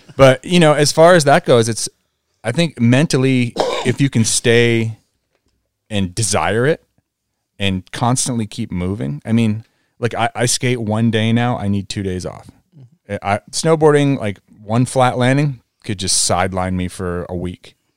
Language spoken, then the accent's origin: English; New England, United States; moved away; also born or lived in Vail; me growing up in New England